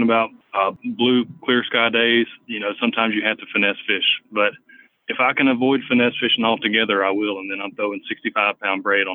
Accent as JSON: {"language": "English", "town": "Selma", "region": "Alabama", "country": "United States", "tie": "born or raised there", "lives_now": "Birmingham, United States", "said": "I'm from Selma, Alabama. I grew up down there fishing on the Alabama River"}